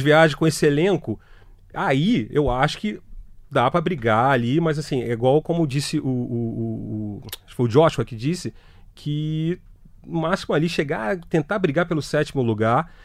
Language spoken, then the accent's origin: Portuguese; Brazil; a gente é brasileiro